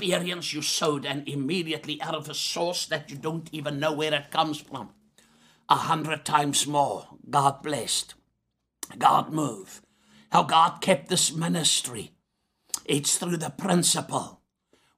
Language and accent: English; South Africa; I'm a South African